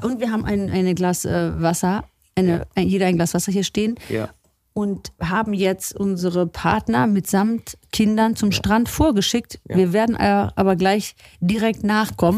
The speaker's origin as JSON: {"language": "German", "area": "Lefruda", "region": "Central Macedonia", "country": "Greece", "tie": "born or raised there", "moved": "yes", "lives_now": "Germany", "said": "in meinem Elternhaus, in meinem Heimatdorf Lefruda"}